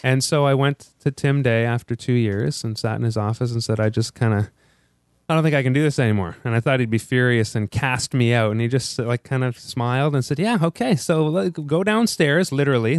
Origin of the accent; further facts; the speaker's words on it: Ottawa, Ontario, Canada; moved away as an adult; also born or lived in Korea; now in Toronto, Canada; I'm from Ottawa. We moved to Toronto, my wife